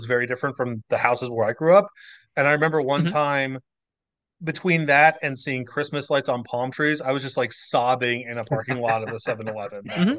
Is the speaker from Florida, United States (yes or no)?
no; Flagstaff, New Jersey, United States; moved away; also born or lived in San Diego, California; I grew up in rural New Jersey.